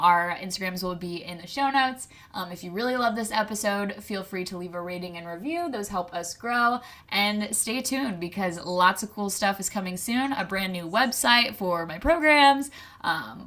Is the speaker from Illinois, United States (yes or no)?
yes; small town in Illinois, United States; I'm from a small town an hour into Illinois that is like 3,000 people